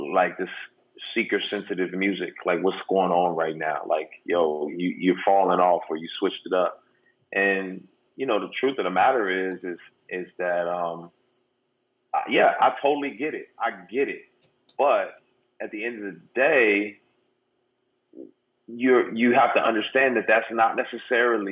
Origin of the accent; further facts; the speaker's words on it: San Diego, California, United States; I grew up in Southeast San Diego